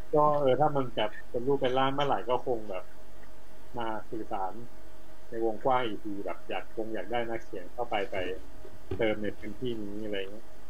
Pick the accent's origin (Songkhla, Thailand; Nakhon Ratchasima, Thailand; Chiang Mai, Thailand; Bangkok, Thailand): Nakhon Ratchasima, Thailand; Pak Chong; อำเภอปากช่องที่เป็นบ้านเกิดเรา